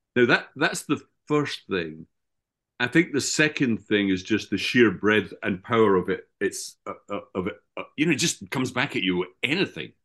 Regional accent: Scotland, United Kingdom; my hometown in Scotland

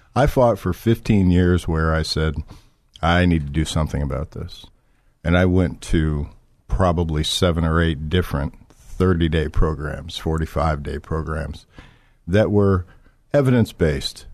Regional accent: Florida, United States; moved away as an adult; also born or lived in Michigan; I was born in Florida and, uh, moved to Michigan when I was about eighteen years old

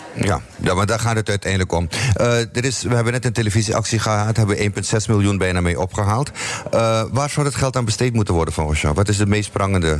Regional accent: Amsterdam, North Holland, Netherlands; now in Almere, Netherlands; ik ben in Amsterdam geboren en men vraagt me vaak waar kom je vandaan. En dan zeg ik Almere, maar daar woon ik.

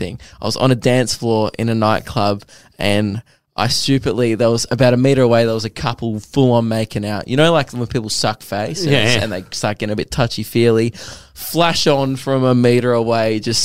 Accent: Australia; I'm Australian

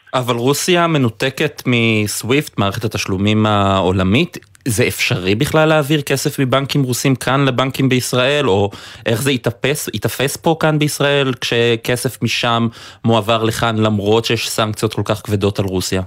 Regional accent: Haifa, Haifa District, Israel; moved away; אני חיפאי במקור, המפרץ, הלבניות שם זה חלק מנוף ילדותי

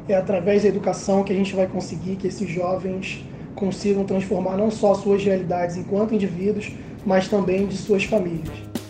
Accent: Rio de Janeiro, Brazil; ter nascido e crescido na Cidade de Deus

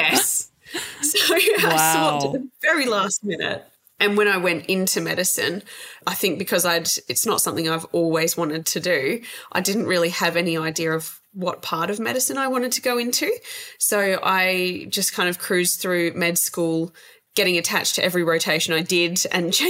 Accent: Perth, Western Australia, Australia; moved away as an adult; also born or lived in Bunbury, Western Australia; now in Manjimup, Australia; whenever I go back up to Perth, which I do fairly frequently to visit family and friends

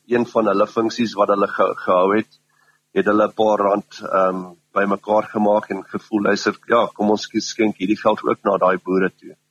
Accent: Pongola, KwaZulu-Natal, South Africa; die res van ons is is uit Pomola uit

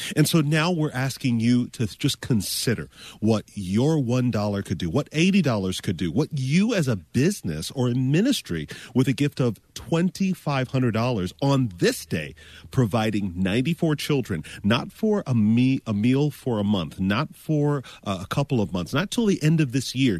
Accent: Florida, United States; I'm from Florida.

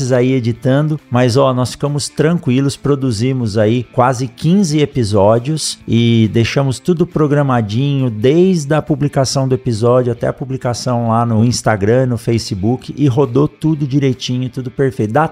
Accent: Mato Grosso, Brazil; tô começando um podcast, sou aqui do Mato Grosso

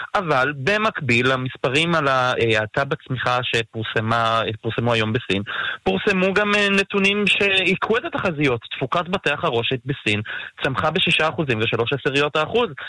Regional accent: Israel; ואנחנו כישראלים

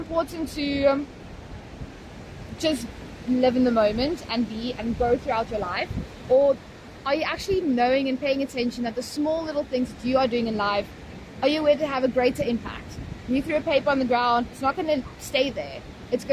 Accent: Potchefstroom, North West, South Africa; moved away as an adult; now in Cape Town, South Africa; I grew up in town in Potch.

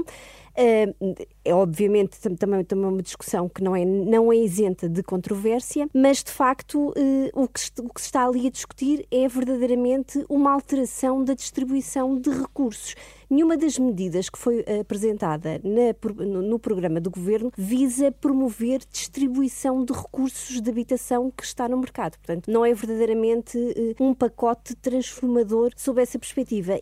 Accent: Portugal

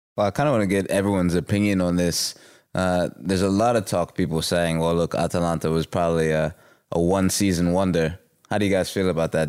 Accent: United States; moved away; my home country, the United States

